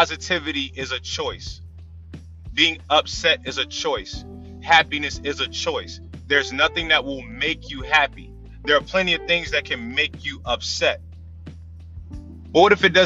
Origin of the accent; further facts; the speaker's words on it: Tidewater, Virginia, United States; I'm from Tidewater